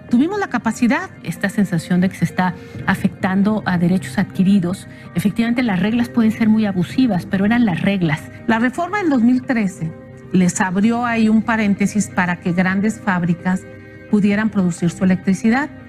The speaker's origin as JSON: {"language": "Spanish", "country": "Mexico", "said": "Sería un absurdo que nosotros como mexicanos estemos sometidos a un esclavismo comercial por 20 años"}